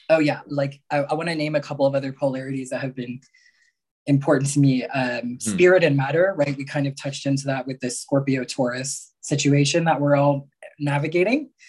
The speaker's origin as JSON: {"language": "English", "country": "Mexico", "tie": "born there", "said": "I was born in Mexico, right?"}